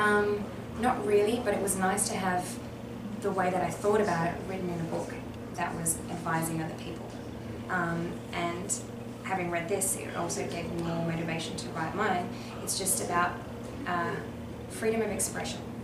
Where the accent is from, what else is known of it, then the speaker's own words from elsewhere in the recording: Western Australia, Australia; moved away as an adult; now in Melbourne, Australia; I'm originally from Western Australia